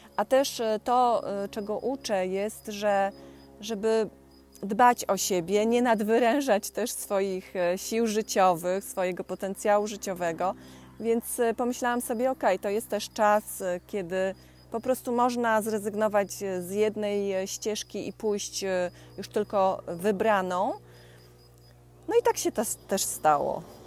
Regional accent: Poland; ja pochodzę z Pomorza, e, z okolic Borów Tucholskich

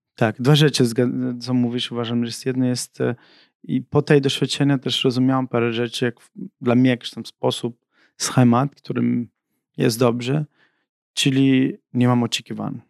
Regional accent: Germany; Polish is a second language; also born or lived in Sicily; now in Poland; my z, z, z tym synem imigrantów wychowaliśmy się w Niemczech.

